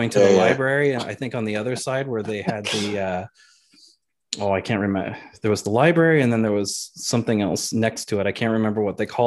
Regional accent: Bristol, Quebec, Canada; now in Ottawa, Canada; I'm actually from Bristol

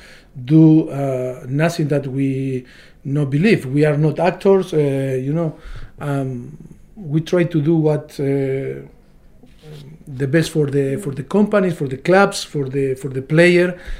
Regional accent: Argentina; moved away as an adult; me from Argentina

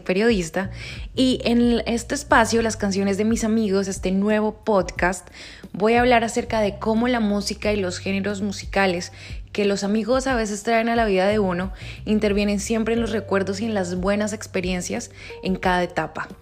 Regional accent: Colombia; soy colombiana

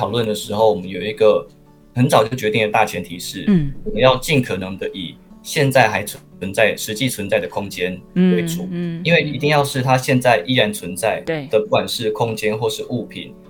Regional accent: Kaohsiung, Taiwan; moved away as an adult; also born or lived in Taipei; 我是高雄人，然后我在台北念书，

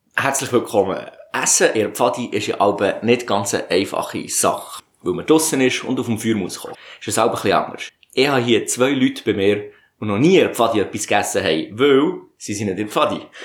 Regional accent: Bern, Switzerland; wir kommen aus dem Kanton Bern

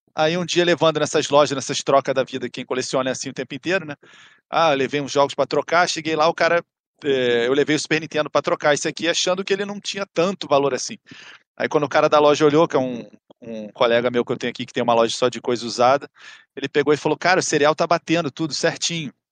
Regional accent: Rio de Janeiro, Brazil; Sou, sou do Rio, capital

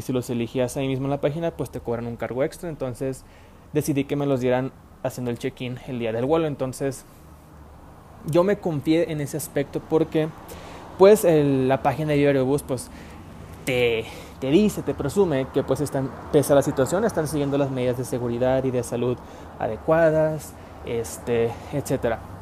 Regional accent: Puebla, Mexico; now in Monterrey, Mexico; yo no soy de Monterrey, soy de Puebla

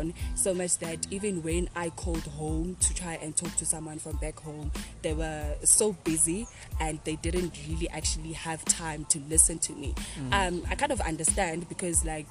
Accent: King William's Town, Eastern Cape, South Africa; moved away as an adult; now in Potchefstroom, South Africa; I'm originally from the Eastern Cape in King Williamstown, and I am currently in Potchefstroom

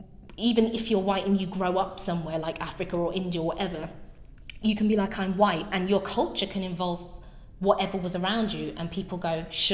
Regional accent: rural Nottinghamshire, East Midlands, United Kingdom; But obviously I'm a highly melanated person, and I've always found that really complicated, because I can't really join in conversations about a back home that isn't rural Nottinghamshire or something like that.

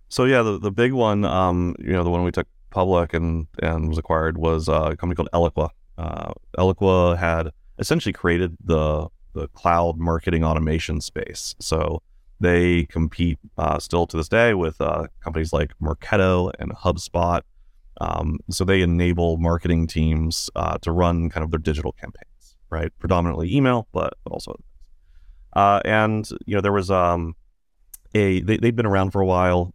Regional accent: Virginia, United States; now in San Francisco, United States; grew up in Virginia in the kind of a, a remote part of Virginia

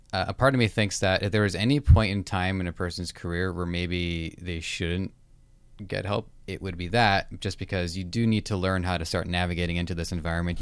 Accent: Toronto, Ontario, Canada

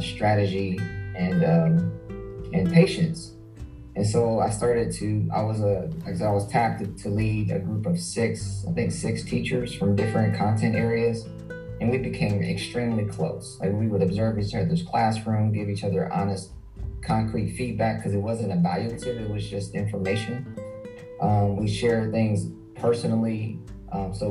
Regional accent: Columbus, Ohio, United States; I'm born and raised in Columbus, Ohio. Spent my whole life here.

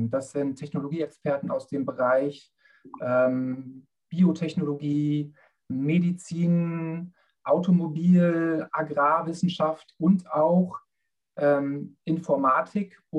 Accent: Bad Zwischenahn, Lower Saxony, Germany; Ja, also ich komme aus Bad Zwischenahn, ähm, bin dort aufgewachsen.

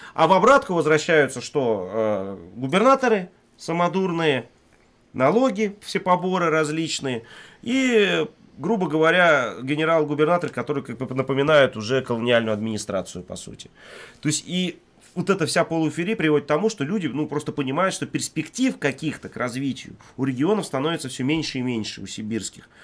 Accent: Siberia, Russia; now in Moscow, Russia; мне вот лично, как коренному сибиряку

